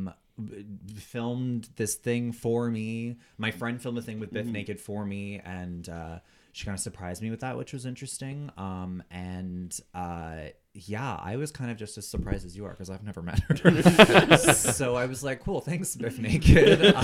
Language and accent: English; Ottawa, Ontario, Canada; moved away as an adult; now in Toronto, Canada; I grew up in Orleans